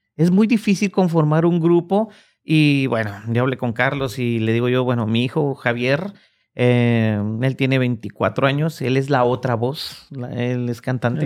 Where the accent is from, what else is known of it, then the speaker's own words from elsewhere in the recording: Guatemala; now in Oklahoma, United States; en mi país, en Guatemala